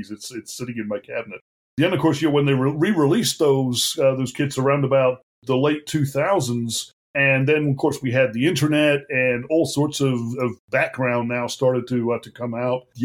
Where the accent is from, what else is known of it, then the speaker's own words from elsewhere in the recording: Australia; Uh, despite this accent, I grew up in Australia, they were great.